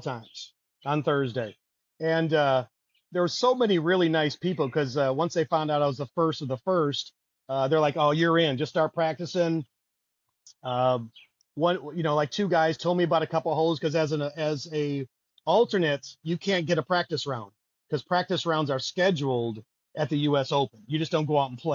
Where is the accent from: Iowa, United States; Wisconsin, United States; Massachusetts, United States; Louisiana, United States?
Wisconsin, United States; Milwaukee; I'm from Milwaukee, so all of my, you know, I got a close family and friends, you know, went to MPS, Milwaukee Vincent, so all my best friends from high school